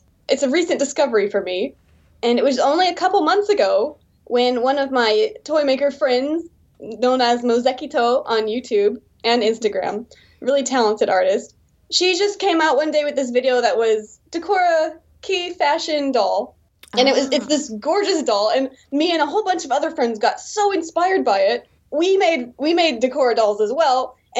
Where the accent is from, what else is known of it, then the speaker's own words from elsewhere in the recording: Texas, United States; moved away as an adult; now in South Korea; Yes, I'm American. I'm from Texas originally.